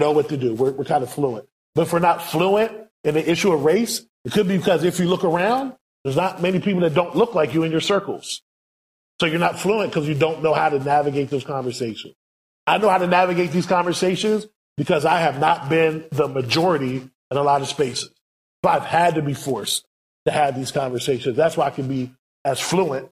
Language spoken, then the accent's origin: English; United States; we, as American missionaries